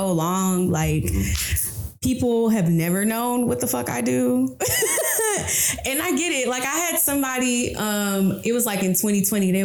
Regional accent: Atlanta, Georgia, United States; growing up in Southwest Atlanta

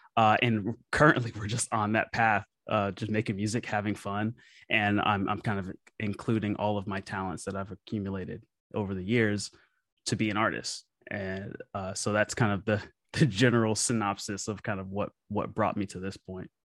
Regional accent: Memphis, Tennessee, United States; I grew up playing music in Memphis, Tennessee, my hometown

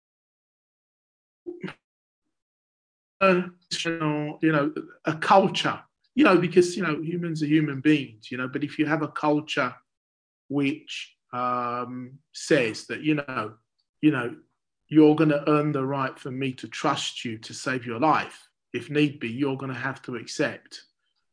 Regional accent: London, United Kingdom; I grew up in Deptford in South East London

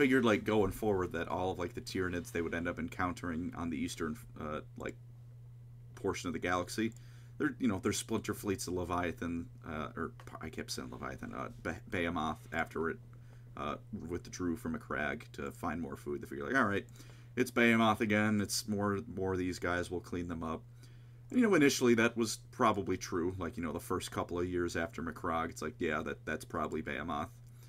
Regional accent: Buenos Aires, Argentina; And I'm from Buenos Aires, and I say kill them all.

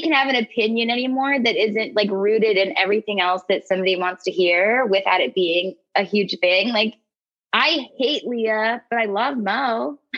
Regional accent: Ohio, United States; moved away; I'm originally from Ohio. I'm Midwest country trash

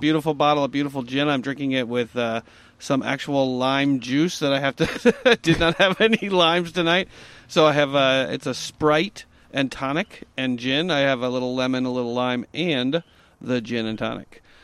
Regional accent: New York, United States; my home state of New York in Mineola

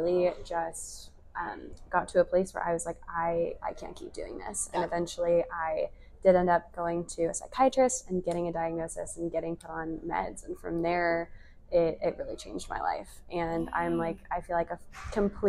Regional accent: Coppell, Texas, United States; I'm from Coppell, Texas

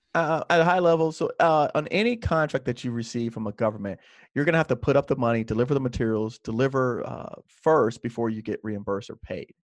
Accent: Miami, Florida, United States; when I was twelve or thirteen, my parents bought a second home, and then we moved into that second home, which was, uh, in an area called South Miami Heights

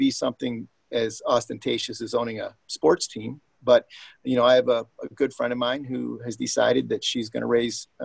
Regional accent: Detroit, Michigan, United States; my hometown here

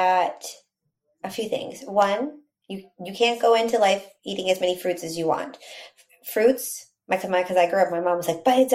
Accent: Texas, United States; So growing up in Texas and eating Mexican food

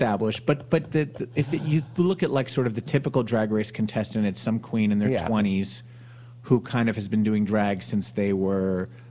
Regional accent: New Jersey, United States; I grew up in North Jersey. You know, liberal, progressive family

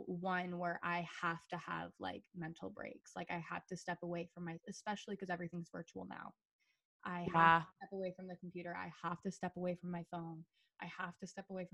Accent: Michigan, United States; I'm a bartender here at a restaurant in my hometown

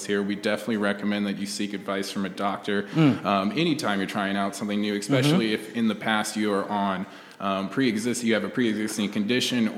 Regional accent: Indianapolis, Indiana, United States; moved away as an adult; also born or lived in Muncie, Indiana / California; Originally from Indianapolis, Indiana. Lived there till I was 18

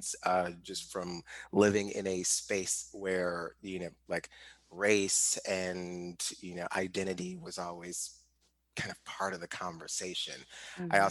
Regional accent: St. Louis, Missouri, United States; I grew up in St. Louis and particularly like Ferguson

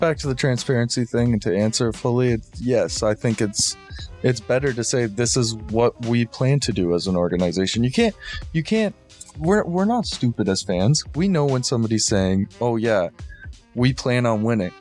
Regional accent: Toronto, Ontario, Canada; growing up in Toronto

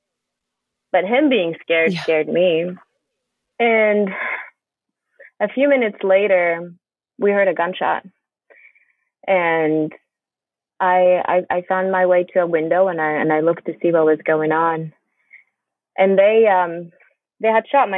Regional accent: Bethlehem, West Bank, Palestine; now in St. Louis, United States; I grew up Christian in Bethlehem

